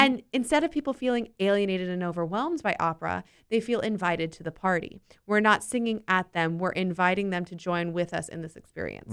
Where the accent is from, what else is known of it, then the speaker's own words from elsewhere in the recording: Winter Park, Florida, United States; I grew up in Winter Park